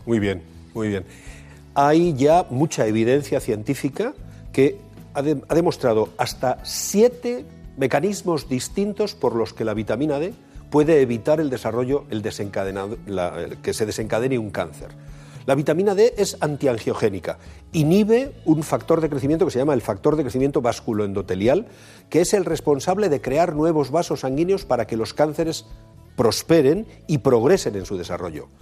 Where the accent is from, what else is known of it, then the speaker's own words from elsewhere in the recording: Bilbao, Basque Country, Spain; los de Bilbao tenemos una, una, característica diferenciadora